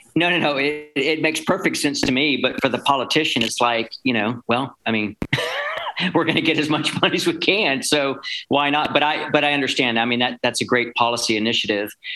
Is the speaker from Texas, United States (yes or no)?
yes; Texas, United States; I'm a proud Texan myself